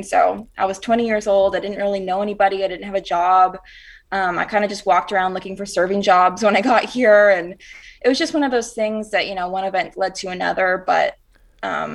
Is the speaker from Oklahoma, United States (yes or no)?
no; Rock Hill, South Carolina, United States; now in Nashville, United States; I'm from Rock Hill, South Carolina, and it's like right up near Charlotte, North Carolina